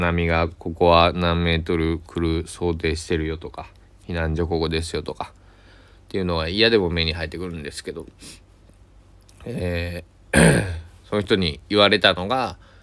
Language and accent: Japanese; Kochi, Japan; moved away; 僕 は高知県佐伯市で生まれ育ったんで